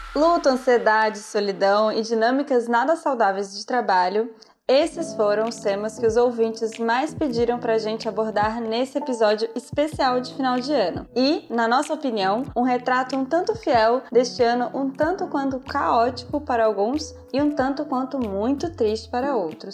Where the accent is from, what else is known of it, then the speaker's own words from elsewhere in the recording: Brazil; moved away as an adult; Eu vivo a realidade do Brasil porque sou brasileira